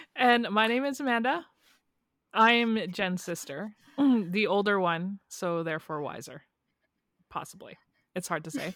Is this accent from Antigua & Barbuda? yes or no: no; Canada; two Canadian girls